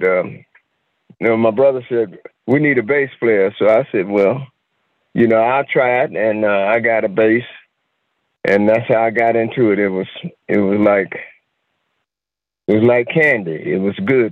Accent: Asheville, North Carolina, United States; also born or lived in Durham, North Carolina; I'm from North Carolina originally. Originally Asheville, up in the mountains of North Carolina.

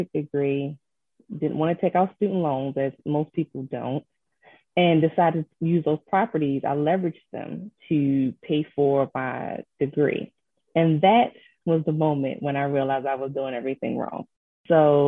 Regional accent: Baltimore, Maryland, United States; also born or lived in Ellicott City, Maryland; I am a Baltimore native, so I'm from the Baltimore area

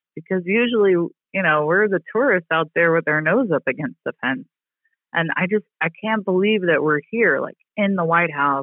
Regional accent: Louisiana, United States; moved away as an adult; also born or lived in Mississippi; now in Washington, D.C., United States; I grew up in Louisiana and Mississippi

